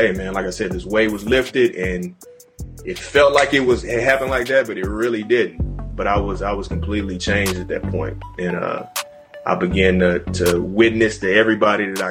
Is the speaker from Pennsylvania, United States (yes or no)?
no; Houston, Texas, United States; moved away as an adult; I was like straight from Houston